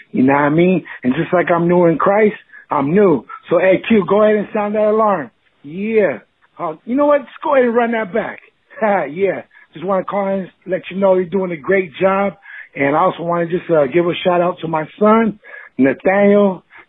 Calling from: California, United States; Yo, what up? I'm calling from Southern Cali.

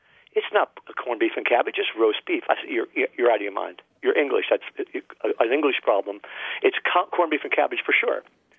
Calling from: Sebastian, Florida, United States; from Sebastian, Florida. And I listened to your show

